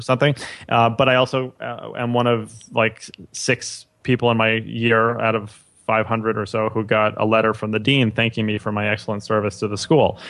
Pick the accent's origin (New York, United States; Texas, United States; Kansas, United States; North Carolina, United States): New York, United States; New York City; I grew up in New York City my, my whole life.